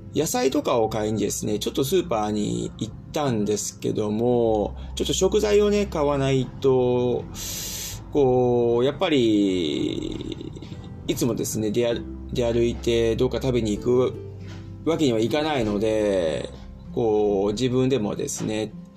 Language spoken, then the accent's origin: Japanese; Japan; moved away as an adult; now in Germany; 僕の中では生まれ育った祖国でもあるし